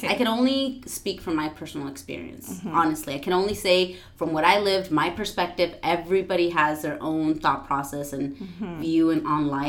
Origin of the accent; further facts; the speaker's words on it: San Diego, California, United States; also born or lived in San Antonio, Texas; I am mostly originally from San Diego. My younger years, I lived in Northern Cal